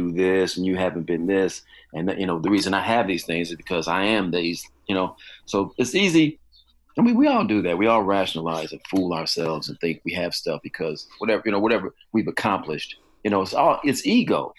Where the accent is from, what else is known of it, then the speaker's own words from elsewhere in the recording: Chicago, Illinois, United States; I grew up in, yeah, in Chicago, and then the s-, south suburbs, and then back in Chicago.